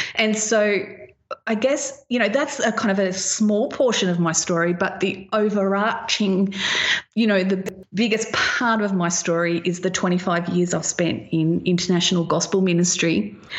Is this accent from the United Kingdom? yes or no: no; Australia